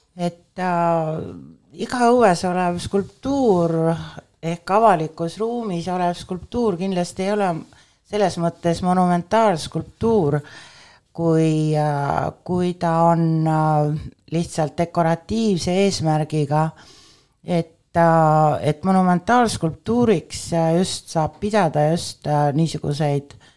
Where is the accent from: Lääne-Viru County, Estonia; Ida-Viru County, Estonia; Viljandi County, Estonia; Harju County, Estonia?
Viljandi County, Estonia; Viljandi; also born or lived in Tallinn; kuigi ma olen sündinud Tallinnas, on minu esimesed mälestused skulptuurist seotud Viljandiga, äh, kus ma läksin äh, kuueaastaselt esimesse klassi